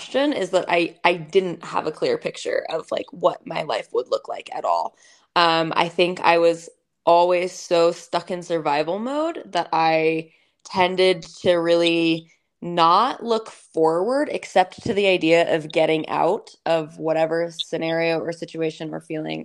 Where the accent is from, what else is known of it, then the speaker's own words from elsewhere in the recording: East Coast, United States; now in Salt Lake City, United States; I grew up on the East Coast and I live in Salt Lake City, Utah.